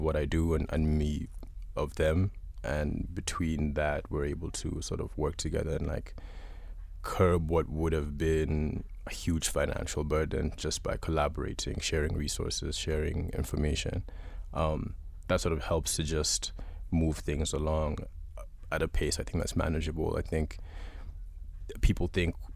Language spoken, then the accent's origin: English; Uganda; I'm from Uganda. I'm born and raised, but sort of been up and down and around